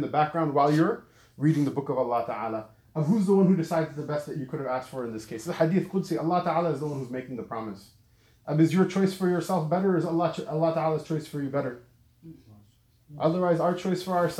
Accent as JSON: {"language": "English", "region": "Southern California", "country": "United States", "tie": "born or raised there", "also_born_or_lived": "Lahore, Pakistan", "said": "I grew up in Southern California"}